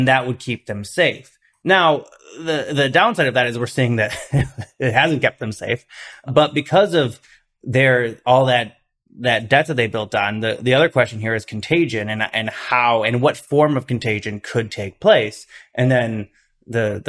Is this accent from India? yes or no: no; Midwest, United States; I'm a Midwesterner